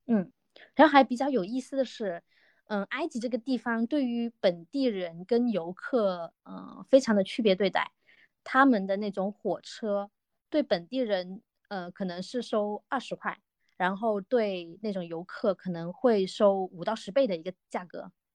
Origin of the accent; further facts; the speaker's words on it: Guangdong, China; now in Zhejiang, China; 我是一个土生土长的广东人，但是现在在，呃，浙江省，呃，打工中